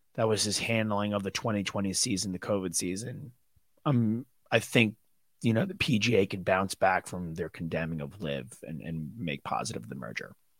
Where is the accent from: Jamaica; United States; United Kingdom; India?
United States; New York; I'm from New York